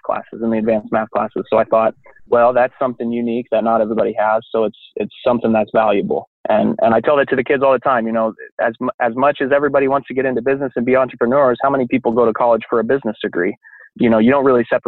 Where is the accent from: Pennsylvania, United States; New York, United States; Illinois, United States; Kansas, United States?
Kansas, United States; moved away as an adult; now in Chicago, United States; I grew up in Kansas.